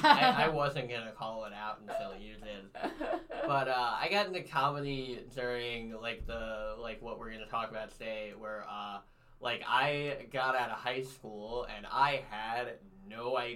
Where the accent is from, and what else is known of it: St. Louis, Missouri, United States; born or raised there; also born or lived in O'Fallon, Missouri